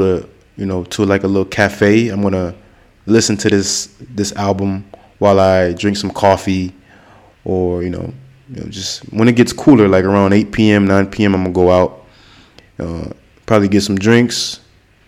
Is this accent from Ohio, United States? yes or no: no; Florida, United States; I'm from Florida in the United States